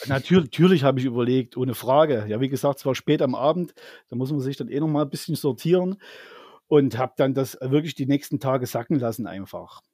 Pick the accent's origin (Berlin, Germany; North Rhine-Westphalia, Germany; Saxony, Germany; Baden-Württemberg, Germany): Saxony, Germany; Zwickau; bei uns in Zwickau